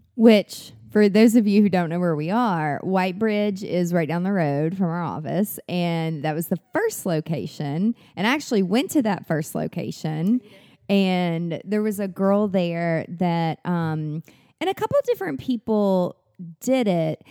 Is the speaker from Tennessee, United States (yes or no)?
yes; Mount Juliet, Tennessee, United States; I'm from Mount Juliet, which is like w, w, way, way, way country